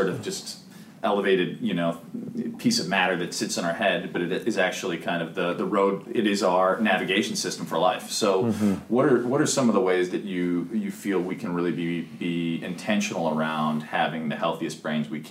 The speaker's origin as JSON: {"language": "English", "region": "Midwest", "country": "United States", "tie": "born or raised there", "moved": "yes", "said": "I grew up in the Midwest, so Heartland"}